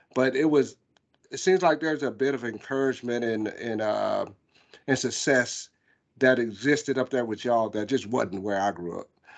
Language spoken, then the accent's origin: English; Myrtle Beach, South Carolina, United States; I grew up in Myrtle Beach